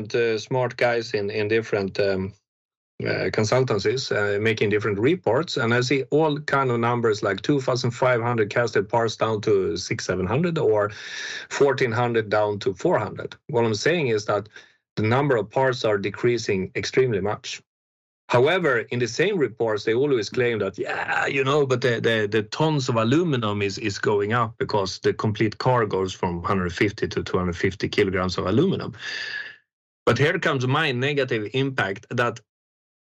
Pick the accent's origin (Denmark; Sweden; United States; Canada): Sweden; English is a second language; I'm from Sweden, by the way, but you hear that from a dialect.